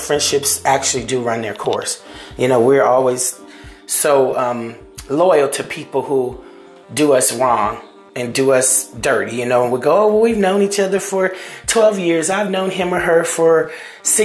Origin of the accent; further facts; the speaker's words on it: Seminole, United States; These are people that I grew up with that are from my hometown of Seminola